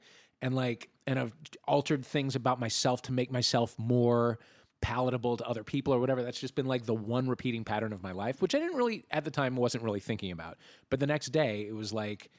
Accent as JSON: {"language": "English", "town": "St. Louis", "region": "Missouri", "country": "United States", "tie": "born or raised there", "moved": "as an adult", "said": "I grew up in St. Louis."}